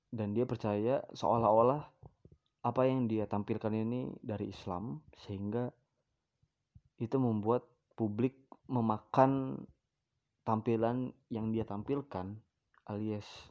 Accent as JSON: {"language": "Indonesian", "town": "Bandar Lampung", "region": "Lampung", "country": "Indonesia", "said": "di Bandar Lampung ini adalah, tepatnya di kota gua ya, di Lampung"}